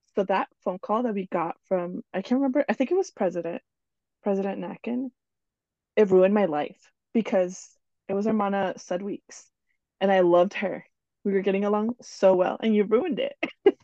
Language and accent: English; New Jersey, United States; also born or lived in Ecuador; now in Oklahoma, United States; I was born in Ecuador, and I grew up in New Jersey with my family.